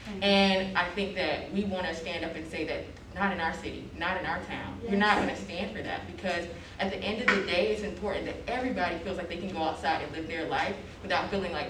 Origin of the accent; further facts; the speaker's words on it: the South, United States; now in Boston, United States; I'm not originally from Boston, I'm actually from down south. I don't know if you can tell my accent because I have a mask on.